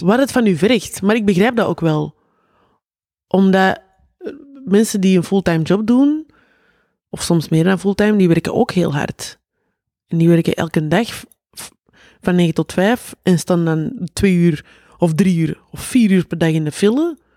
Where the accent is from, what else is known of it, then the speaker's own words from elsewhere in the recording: Antwerp, Flanders, Belgium; uit Antwerpen. Weet je. Zo, iedereen hoort dat direct.